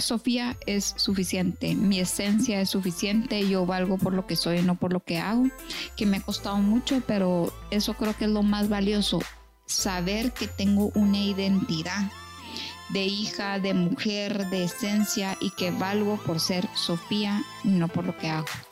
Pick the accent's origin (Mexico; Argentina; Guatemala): Guatemala; soy muy chapina, orgullosamente chapina